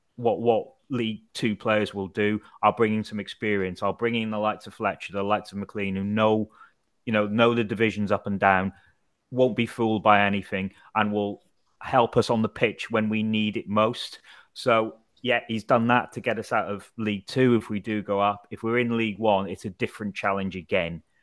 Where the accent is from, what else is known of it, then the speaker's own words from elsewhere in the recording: Wrexham, Wales, United Kingdom; I'm from Wrexham